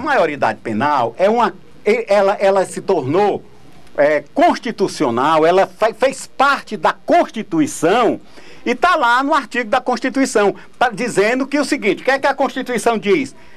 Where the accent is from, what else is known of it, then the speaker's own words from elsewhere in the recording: Ceará, Brazil; now in Piauí, Brazil; eu sou cearense porque nasci lá